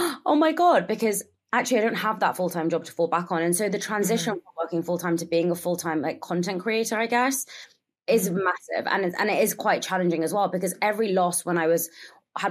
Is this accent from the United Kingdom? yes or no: yes; London, United Kingdom; first language Gujarati; English is a second language; I am. I was born and raised here.